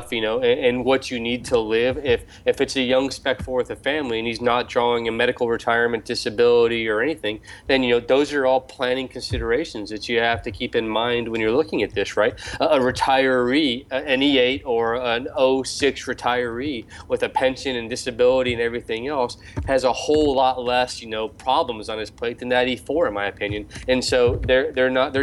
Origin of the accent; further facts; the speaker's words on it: United States; moved away; as an American